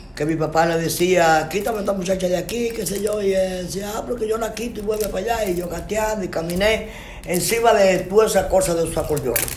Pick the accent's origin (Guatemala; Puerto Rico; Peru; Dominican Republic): Dominican Republic; San José de las Matas, Santiago Rodríguez; nací, nací, en San José Santiago Rodríguez, mi pueblo